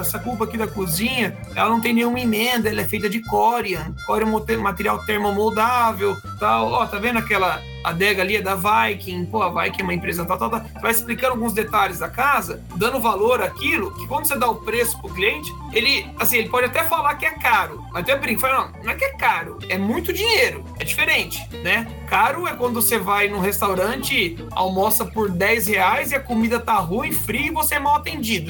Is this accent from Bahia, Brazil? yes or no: no; São Paulo, Brazil; also born or lived in Florianópolis / Japan; now in Maringá, Brazil; eu nasci em São Paulo, capital, minha família é de lá